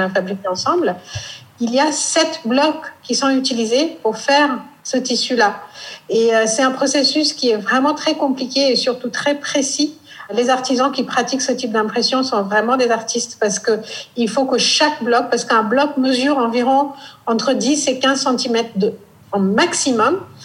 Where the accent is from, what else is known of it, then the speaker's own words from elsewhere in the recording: near Burma, Northeast India, India; French is a second language; moved away as an adult; also born or lived in Delhi, India / Gujarat, India / Hong Kong; now in Paris, France; je viens de cette région qui est quand même très très loin de Paris, euh, qui est tout près de la Birmanie, une partie d'Inde qui n'est pas connue